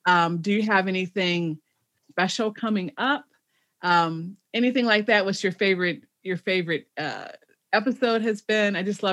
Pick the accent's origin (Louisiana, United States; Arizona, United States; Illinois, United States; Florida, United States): Illinois, United States; Chicago; moved away; I'm a city girl, but I have come to, because I'm from Chicago originally